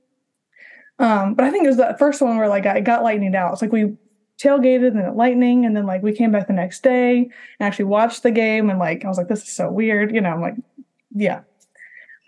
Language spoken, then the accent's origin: English; Alabama, United States; also born or lived in Orlando, Florida / Troy, Alabama; now in Birmingham, United States; I'm from Alabama, originally from Florida